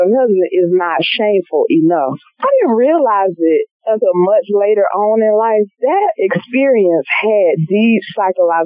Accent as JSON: {"language": "English", "town": "Montgomery", "region": "Alabama", "country": "United States", "tie": "born or raised there", "moved": "yes", "said": "I love my hometown. Go back whenever I can"}